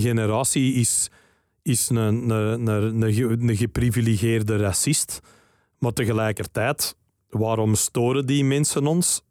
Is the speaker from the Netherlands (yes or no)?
no; Flanders, Belgium; wij zijn België en bij verlenging Vlaanderen